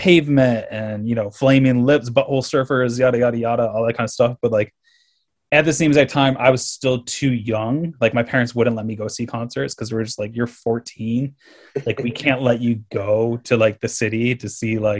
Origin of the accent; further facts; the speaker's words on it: Caledonia, New York, United States; moved away; also born or lived in Fredonia, New York; growing up in Caledonia and then being in Fredonia, I studied design in Fredonia